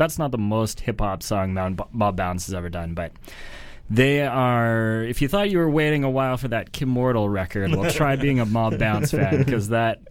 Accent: Smithers, British Columbia, Canada; now in Vancouver, Canada; I'm from Smithers, BC, and that's like 10 minutes apart. It's the Bulkley Valley, Wet'suwet'en territory in northern BC.

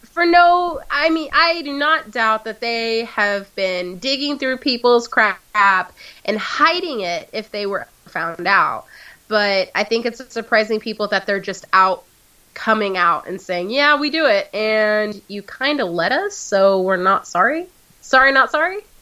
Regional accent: United States; I'm American

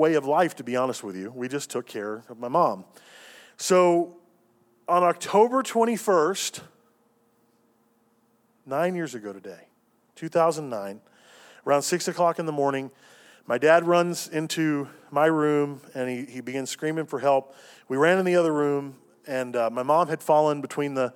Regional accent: Cincinnati, Ohio, United States; moved away as an adult; also born or lived in Tennessee; I moved from Cincinnati to Tennessee to go through my first year at Lee

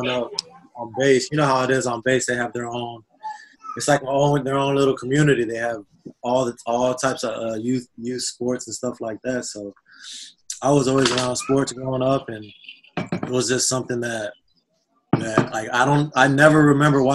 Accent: San Antonio, Texas, United States; also born or lived in Philippines; I grew up on Lackland Air Force Base. I was born on Lackland Air Force Base

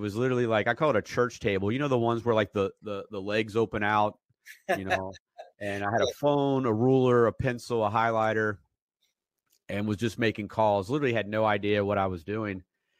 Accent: Asheville, North Carolina, United States; I grew up in Asheville, like 4th grade on

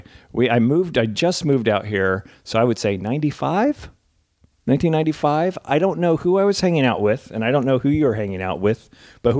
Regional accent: New Jersey, United States; moved away as an adult; now in California, United States; When I grew up in Jersey, I had the worst allergies ever

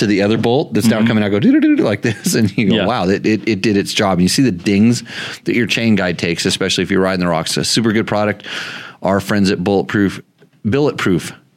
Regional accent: California, United States; I grew up in California

